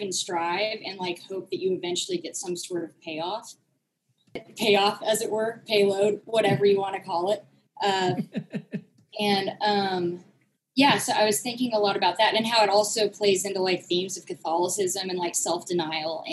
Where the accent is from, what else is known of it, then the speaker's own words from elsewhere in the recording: Tulsa, Oklahoma, United States; now in Van Nuys, United States; I am from Tulsa, Oklahoma originally, but I now live in Van Nuys.